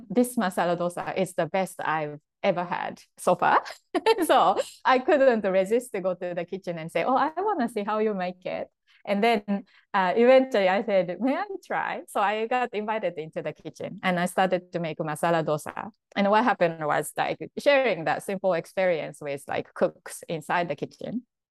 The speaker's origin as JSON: {"language": "English", "country": "Japan", "tie": "born or raised there", "second_language": "English", "moved": "as an adult", "said": "I grew up like in Japan, and then until like I was 20 or so, I really, you know, didn't know anything much but to Japan, and I didn't speak English"}